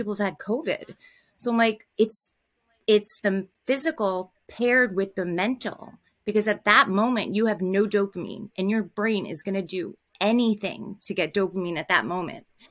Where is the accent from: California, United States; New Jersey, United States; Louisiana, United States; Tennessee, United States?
New Jersey, United States; I'm from New Jersey